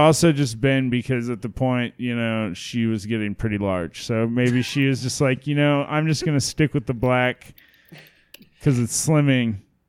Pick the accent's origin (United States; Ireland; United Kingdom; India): Ireland; Yeah, you know, I can say that I'm Irish too.